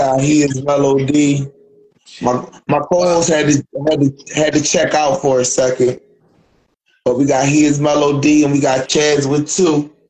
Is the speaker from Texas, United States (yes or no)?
no; Philadelphia, Pennsylvania, United States; No, I'm from Philly though, bro.